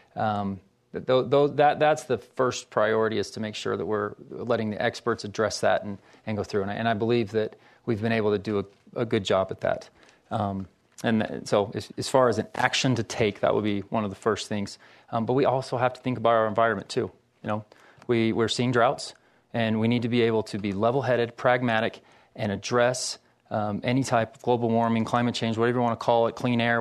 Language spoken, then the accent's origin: English; Ogden, Utah, United States; moved away as an adult; I'm from Ogden.